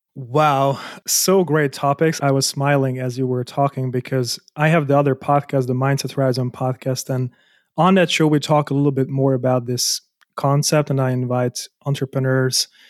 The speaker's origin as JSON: {"language": "English", "country": "Hungary", "tie": "born or raised there", "also_born_or_lived": "Germany", "moved": "as an adult", "said": "I was born in Hungary, I moved out so that I can earn more money as an architect"}